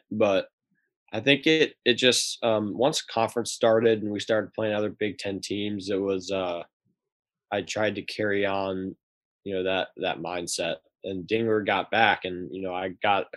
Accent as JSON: {"language": "English", "town": "Columbus", "region": "Ohio", "country": "United States", "moved": "as an adult", "said": "I'm from Columbus"}